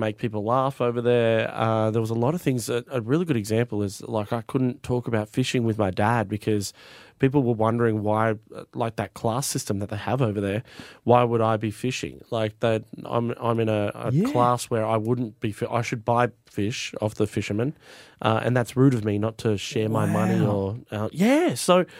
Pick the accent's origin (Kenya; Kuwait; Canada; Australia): Australia; I'm Australian